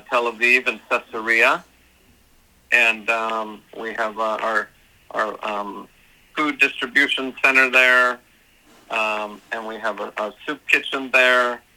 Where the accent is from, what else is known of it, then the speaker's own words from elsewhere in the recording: Los Angeles, California, United States; here in my hometown, you know, here in Los Angeles, California